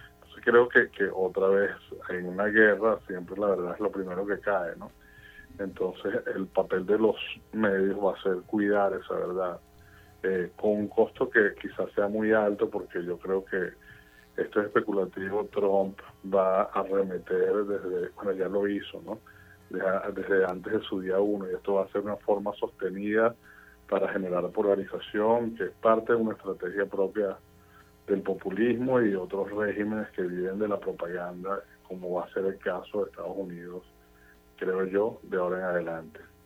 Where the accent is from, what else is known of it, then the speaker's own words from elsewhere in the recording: Venezuela; now in United States; viniendo de un país polarizado como Venezuela, donde, de donde vengo yo